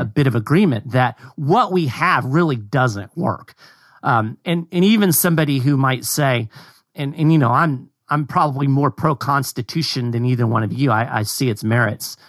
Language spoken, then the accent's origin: English; Kentucky, United States; moved away; I'm from Kentucky originally